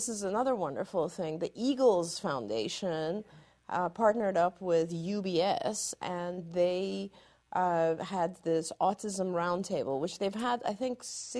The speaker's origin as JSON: {"language": "English", "country": "Iran", "tie": "born there", "said": "Even though I was born in Iran, you know, I grew up in a very Western culture"}